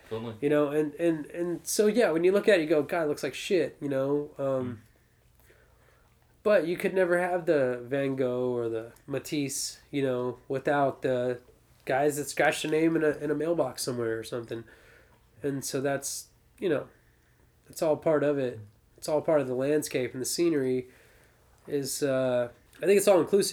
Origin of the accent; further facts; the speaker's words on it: Austin, Texas, United States; moved away as an adult; now in St. Louis, United States; I come from Austin, Texas.